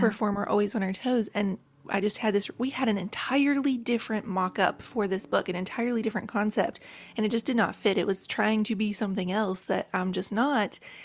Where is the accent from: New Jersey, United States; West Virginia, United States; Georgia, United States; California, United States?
West Virginia, United States; rural; moved away; I grew up in a trailer, single white trailer in rural West Virginia